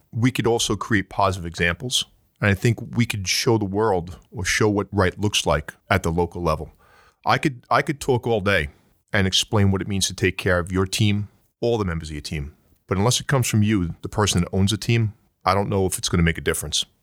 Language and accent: English; New York, United States; accent: New York; my New York accent